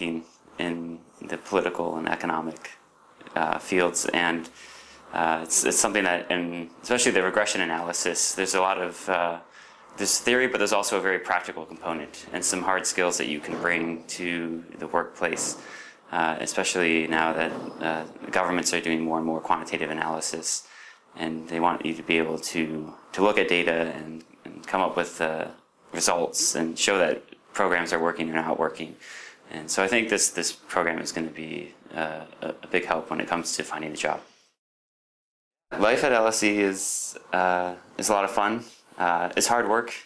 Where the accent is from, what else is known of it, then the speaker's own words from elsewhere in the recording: United States; moved away; I'm from the United States